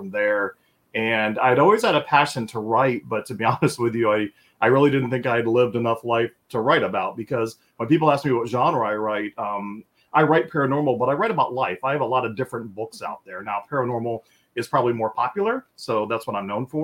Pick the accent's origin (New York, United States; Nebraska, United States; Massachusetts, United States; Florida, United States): Florida, United States; Tampa; I'm born and raised in Tampa, Florida, where I still reside